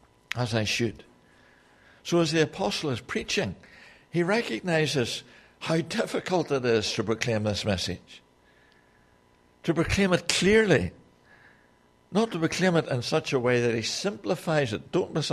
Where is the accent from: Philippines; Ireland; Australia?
Ireland; I make a lot of excuse for the fact that I'm Irish. And Irishmen always say what they think.